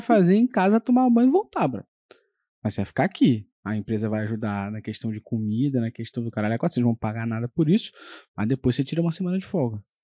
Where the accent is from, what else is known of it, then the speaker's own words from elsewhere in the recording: Rio de Janeiro, Brazil; a gente é carioca